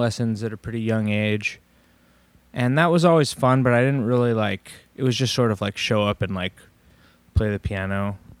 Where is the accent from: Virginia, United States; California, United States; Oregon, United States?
Oregon, United States; Portland; Yeah, I grew up in Southwest, so okay. This is at Riverdale grade school.